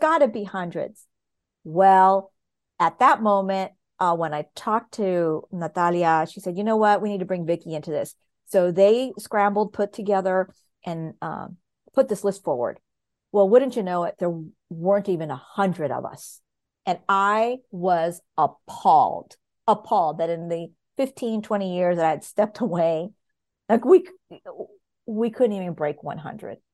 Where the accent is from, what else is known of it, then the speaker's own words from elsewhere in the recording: Los Angeles, California, United States; I grew up in Southern California